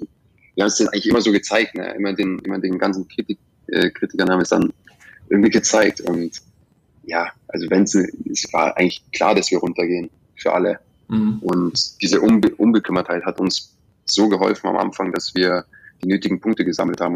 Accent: Germany; moved away as an adult; now in England; wie ich es gewöhnt bin aus Deutschland

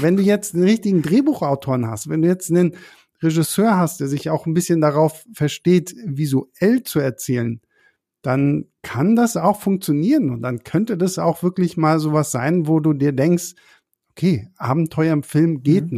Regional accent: Berlin, Germany; für uns als Berliner

